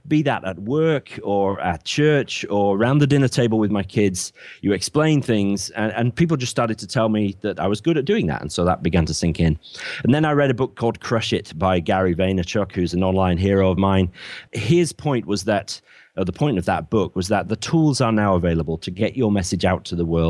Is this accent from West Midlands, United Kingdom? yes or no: no; Bradford, Yorkshire and the Humber, United Kingdom; moved away as an adult; now in Cornwall, United Kingdom; I'm from Bradford in the north of England originally, but I now live in Cornwall, the very far southwest